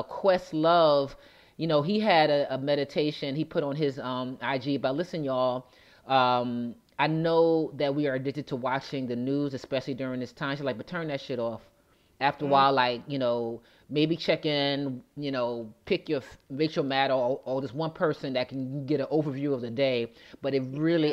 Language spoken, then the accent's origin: English; United States; as Americans